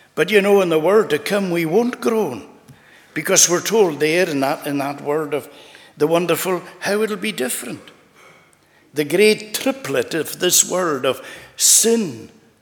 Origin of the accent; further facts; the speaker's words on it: United Kingdom / Scottish, Scotland, United Kingdom; we're here in the United Kingdom, and we love our country. Whether we look at ourselves sometimes as being part of the United Kingdom or part of our Scottish, we love our country